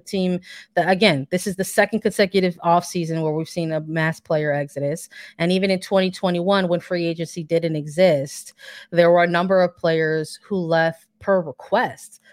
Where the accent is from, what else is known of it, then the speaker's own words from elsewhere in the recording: Chicago, Illinois, United States; I'm from Chicago